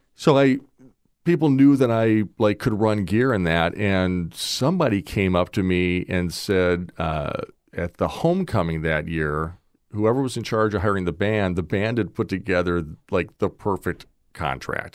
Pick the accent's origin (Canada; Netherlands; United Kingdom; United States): United States; Wauwatosa, Wisconsin; also born or lived in Nashville, Tennessee; now in Naples, United States; I was born in Nashville, But before I was old enough to have a vote, we moved back to Milwaukee, and I grew up in a suburb outside of, uh, uh, Milwaukee called Wauwatosa